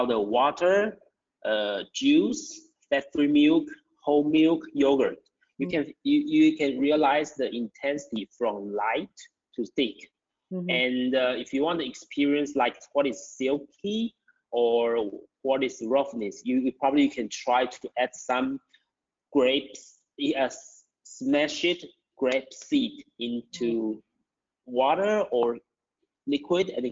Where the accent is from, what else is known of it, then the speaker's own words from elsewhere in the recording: Taiwan; I'm from Taiwan, and I have been Q instructor for 8 years